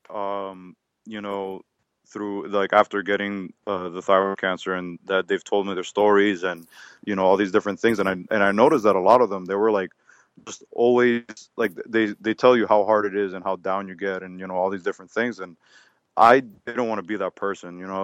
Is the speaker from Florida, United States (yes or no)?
yes; Miami, Florida, United States; I'm from Miami, Florida, born and raised. Uh, been here, um, like I said, all my life